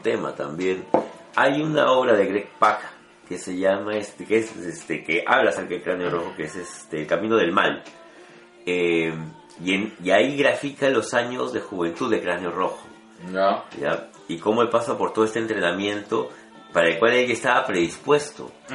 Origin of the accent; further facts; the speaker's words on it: Peru; hablo como peruanos